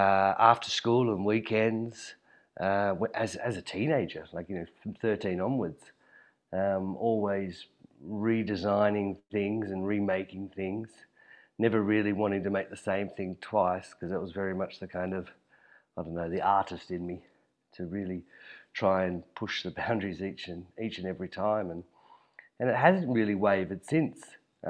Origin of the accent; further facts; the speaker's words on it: Hobart, Tasmania, Australia; I was born and raised in Hobart, and I studied furniture design at university, the local art school there in Hobart